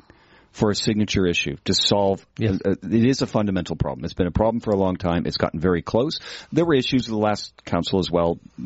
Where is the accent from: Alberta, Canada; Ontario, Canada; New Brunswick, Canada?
Ontario, Canada; London; moved away; My hometown is London, Ontario.